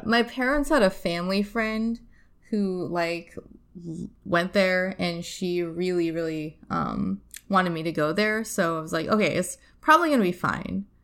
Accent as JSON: {"language": "English", "region": "Nebraska", "country": "United States", "tie": "born or raised there", "also_born_or_lived": "Ohio / China", "said": "I lived there from, like, eight to eighteen"}